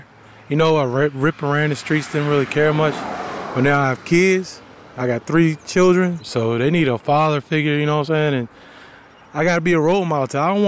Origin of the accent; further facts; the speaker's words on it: Albemarle County, Virginia, United States; I'm from Alamar County